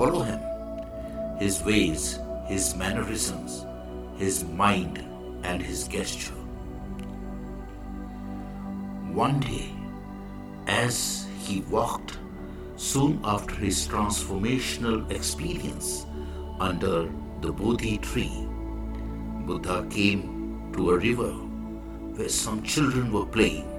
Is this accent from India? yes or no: yes; India; I am the Indian monk